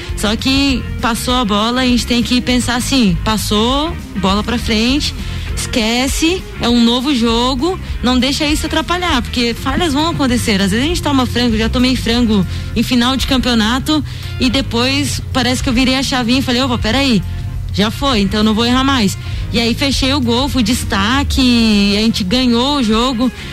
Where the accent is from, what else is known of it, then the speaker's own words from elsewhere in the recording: Piedade, São Paulo, Brazil; moved away as an adult; now in Lages, Brazil; Comecei minha trajetória com 9 anos de idade no futsal em Piedade, São Paulo, interior de São Paulo, uma cidadezinha bem pequenininha, é, quase ninguém conhece. Então é paulista. Sou paulista, sou interiorana, né?